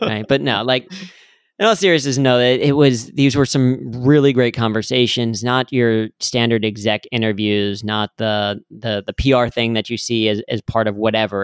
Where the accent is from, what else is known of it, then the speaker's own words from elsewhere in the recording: Cincinnati, Ohio, United States; I grew up in Cincinnati